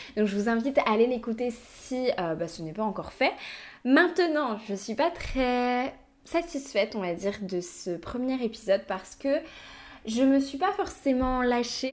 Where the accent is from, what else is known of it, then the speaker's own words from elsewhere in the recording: Brittany, France; je suis née du coup en Bretagne